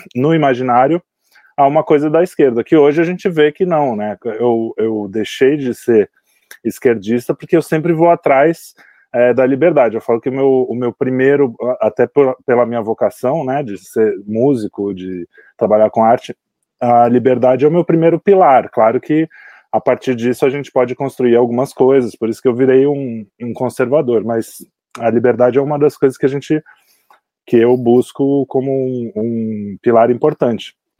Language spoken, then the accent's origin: Portuguese; Santos, São Paulo, Brazil; eu sou de Santos